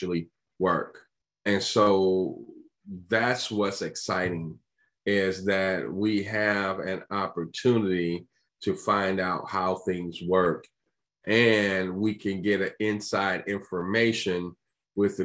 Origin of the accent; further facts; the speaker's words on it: Chicago, Illinois, United States; I'm from Chicago